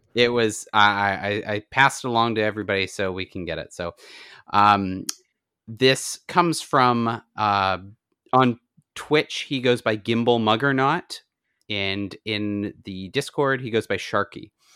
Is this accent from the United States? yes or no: no; Canada; I'm Canadian